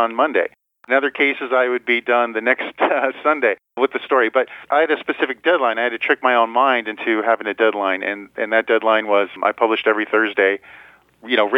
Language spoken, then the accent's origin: English; Midwest, United States; now in Las Vegas, United States; growing up in the Midwest